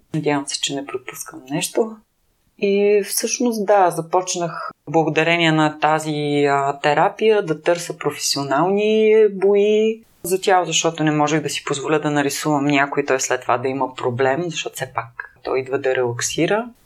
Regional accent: Plovdiv, Plovdiv Province, Bulgaria; аз съм завършила художествено училище в град Пловдив, аз съм от Пловдив

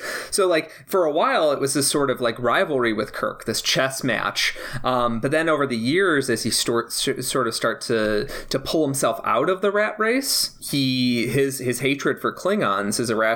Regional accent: Chicago, Illinois, United States; growing up in the Chicago area

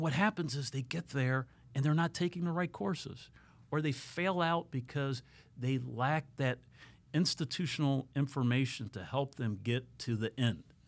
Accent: Columbus, Ohio, United States; moved away as an adult; now in South Florida, United States; I'm originally from Columbus, Ohio

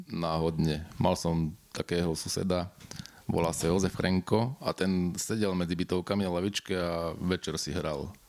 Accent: Slovakia; ja som z Nového sadu hej a tam bola, v podstate dodnes je komunita Rómov, ktorí mastia na gitare po večeroch luxusne.

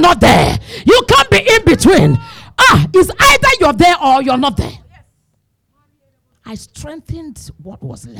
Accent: Imo, Nigeria; I'm from Imo State.

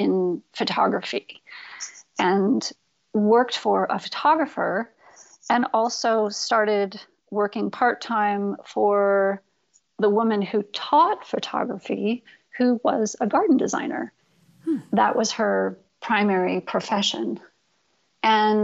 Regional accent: Storrs, Connecticut, United States; also born or lived in New Jersey; I was born in New Jersey, and I spent about 6 months there with my parents before they moved to northeastern Connecticut, Storrs, Connecticut

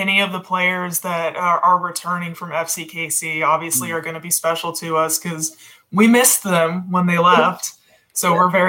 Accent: Kansas City, United States; growing up in Kansas City

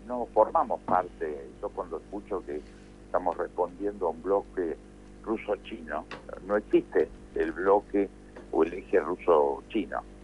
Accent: Argentina

